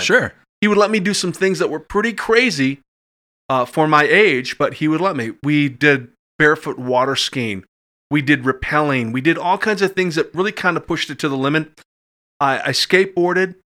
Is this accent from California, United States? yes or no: no; Madison, Wisconsin, United States; I grew up in Madison from about the age of three and a half. Uh, went to Sherman uh, Middle School and grade school, and went to Madison East.